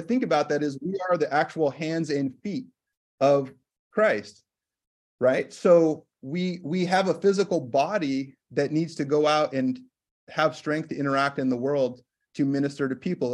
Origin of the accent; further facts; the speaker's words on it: California, United States; moved away as an adult; also born or lived in Massachusetts / Minnesota; now in Washington, United States; I work as an integrative medicine physician here in Washington State, and I grew up in California